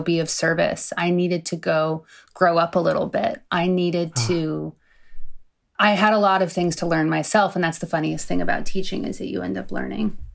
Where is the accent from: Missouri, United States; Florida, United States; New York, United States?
New York, United States; moved away as an adult; now in California, United States; I grew up in New York